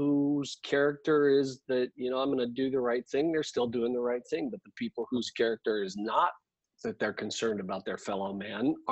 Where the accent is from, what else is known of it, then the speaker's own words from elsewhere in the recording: California, United States; now in Surprise, United States; I came from California originally, but Phoenix, Arizona